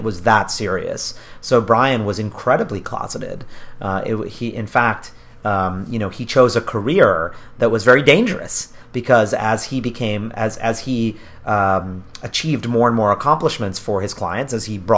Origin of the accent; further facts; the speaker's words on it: New York, United States; I'm a New Yorker as well.